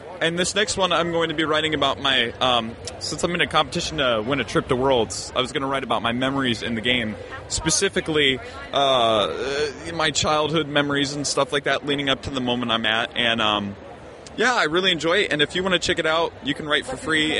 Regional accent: Indianapolis, Indiana, United States; I'm from Indianapolis, Indiana

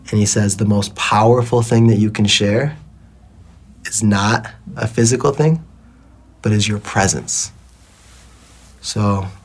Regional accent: Detroit, Michigan, United States; now in Bali, Indonesia; You know, I grew up in Detroit

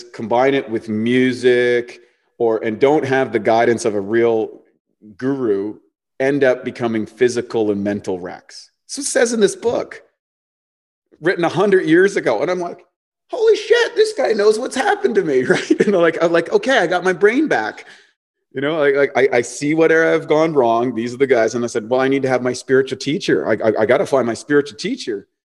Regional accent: New Brunswick, Canada; like I came from New Brunswick. I haven't seen anything.

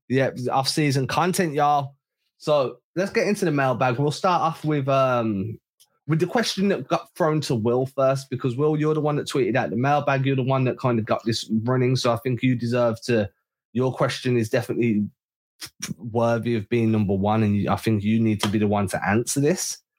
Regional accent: England, United Kingdom; as an Englishman

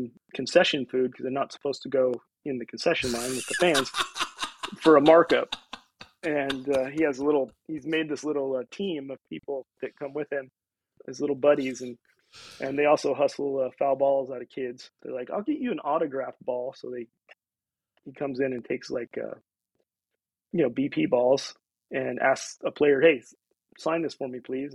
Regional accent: Aberdeen, Washington, United States; also born or lived in Olympia, Washington; now in Port Angeles, United States; I was born in Aberdeen and knew small town and lived in Olympia, lived in other places

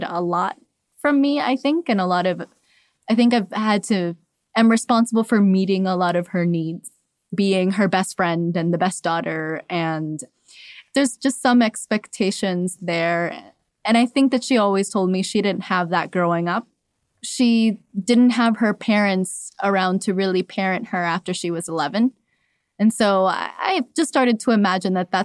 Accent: Miami, Florida, United States; also born or lived in Cuba; I was born in Cuba and raised in Miami

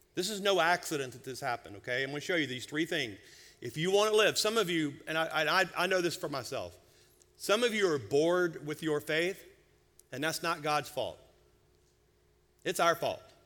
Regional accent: United States; As American Christians

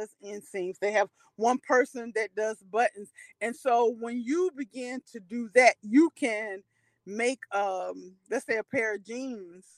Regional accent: Winston-Salem, North Carolina, United States; I'm originally from Winston-Salem, North Carolina.

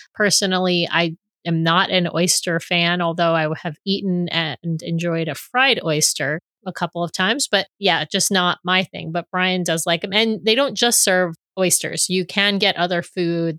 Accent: New York City, New York, United States; also born or lived in Seattle area; now in Seattle, United States; back in New York

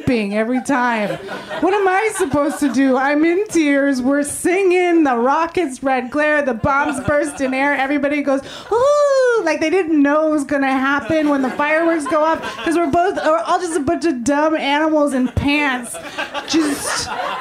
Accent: San Francisco, California, United States; I was born and raised in San Francisco

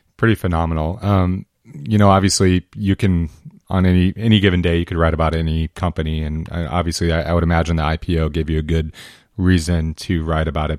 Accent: Southern Oregon, United States; I'm I'm from Southern Oregon

